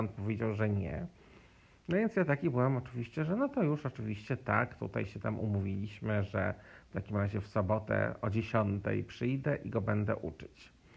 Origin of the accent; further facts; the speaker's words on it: Poland; now in Mexico; będąc Polakiem